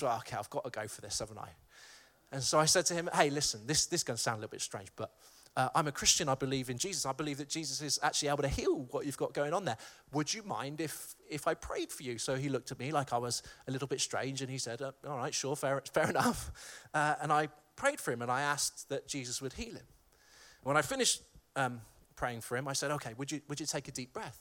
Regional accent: Malvern, West Midlands, United Kingdom; my hometown of Malvern

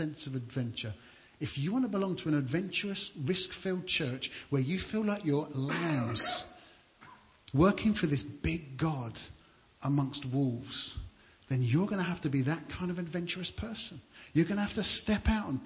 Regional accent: London, United Kingdom; moved away as an adult; also born or lived in Banbury, Oxfordshire; now in Suffolk, United Kingdom; And I grew up in London, so I'm a townie, I'm a city guy

